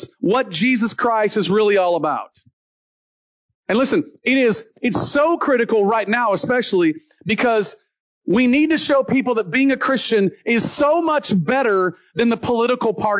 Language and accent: English; Deep South, United States; The area I grew up in the Deep South